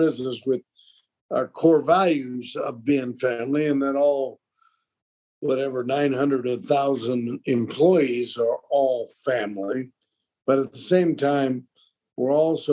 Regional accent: Monterey, California, United States; I'm right here in Monterey, California, local Italian.

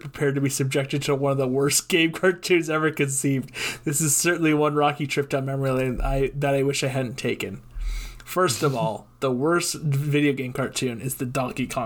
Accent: Milwaukee, Wisconsin, United States; I grew up in the Milwaukee area

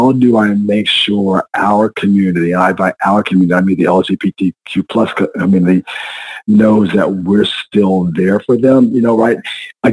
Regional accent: San Antonio, Texas, United States; also born or lived in Austin, Texas / Houston, Texas; I'm a Texas boy, Brian. I was born and raised in San Antonio, Texas

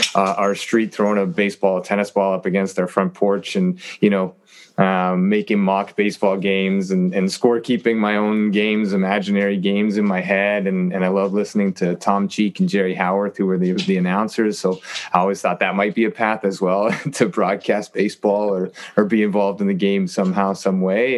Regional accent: Toronto, Ontario, Canada; born and raised in Toronto, and and uh, am back living here now

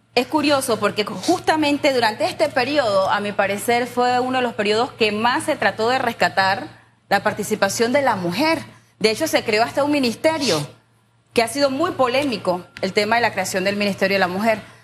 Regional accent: San Miguelito, Panama; yo crecí en San Miguelito, en un área no tan urbanizada, Cerro Batea, sector 7, Las Colinas

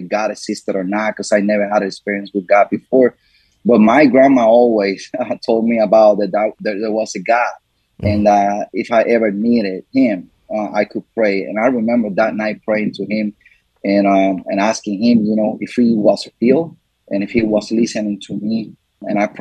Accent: Comerío, Puerto Rico; moved away as an adult; also born or lived in Washington, D.C.; I was born and raised in Comerío, Puerto Rico.

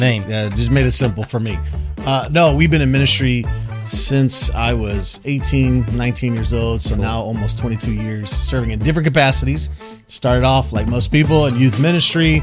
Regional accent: Houston, Texas, United States; moved away as an adult; also born or lived in San Antonio; we born and raised in the Houston area

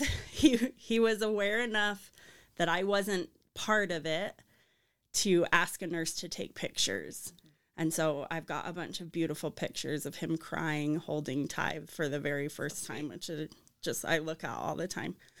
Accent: Arizona, United States; moved away as an adult; now in Saint George, United States; I grew up in Arizona

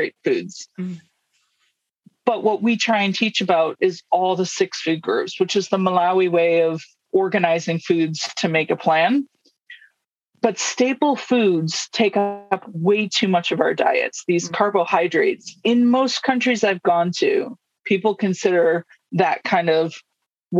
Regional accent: United States; moved away as an adult; I grew up in the United States

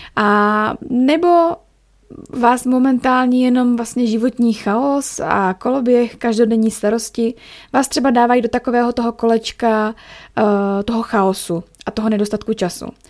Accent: Ostrava, Moravian-Silesian Region, Czechia; also born or lived in Chomutov; now in Zlín, Czech Republic; já jsem z Ostravy a u nás v Ostravě

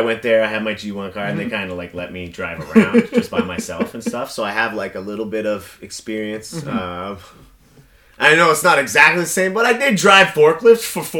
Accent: Toronto, Ontario, Canada; also born or lived in British Columbia / Brampton; now in Mississauga, Canada; Yeah, I was born in Toronto. I was born in, like, I was born in East General.

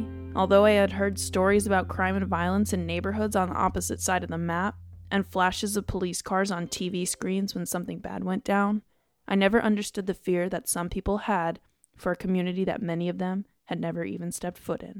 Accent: Chicago, Illinois, United States; I'm from Rogers Park, the far north side of Chicago.

